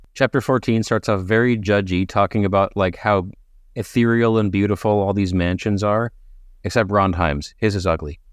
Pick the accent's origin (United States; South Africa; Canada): Canada; I'm a Canadian